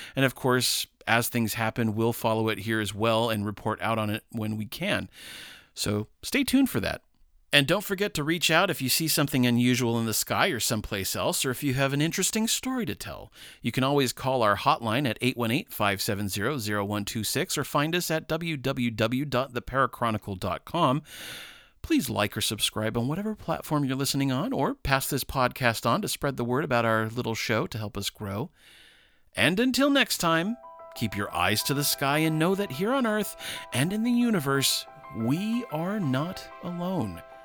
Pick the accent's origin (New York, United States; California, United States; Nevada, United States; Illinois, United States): California, United States; Los Angeles; Los Angeles, which is my, my hometown.